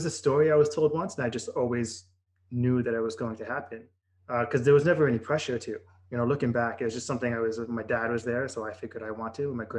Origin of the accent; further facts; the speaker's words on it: New York City, New York, United States; moved away as an adult; also born or lived in North Pole, Alaska; Because I came from New York City. I grew up in suburbia plus Queens, which is, depending on where you're from, it's also suburbia. But, and then I got like thrust into North Pole, Alaska, where I was the only person who spoke fast.